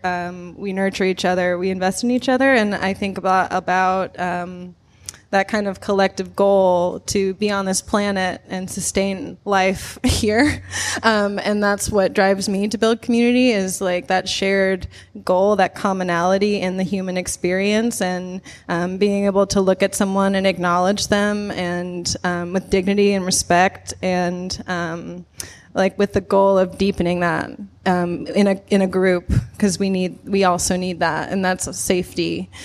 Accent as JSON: {"language": "English", "region": "Nebraska", "country": "United States", "tie": "born or raised there", "said": "I grew up in Nebraska"}